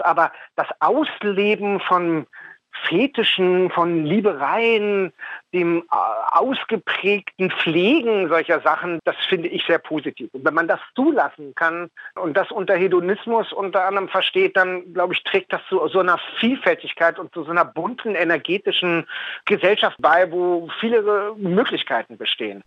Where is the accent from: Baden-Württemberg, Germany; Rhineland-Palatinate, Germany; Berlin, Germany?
Berlin, Germany; Ich bin in Westberlin geboren. Ich bin ein Westberliner Mauerkind, bin also mit all den Freiheiten aufgewachsen